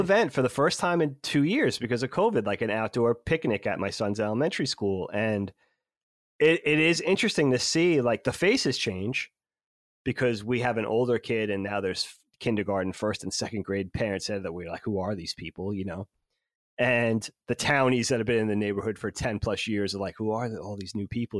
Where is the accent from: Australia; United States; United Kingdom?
United States; New York; we grew up in New York, so we had Hot ninety-seven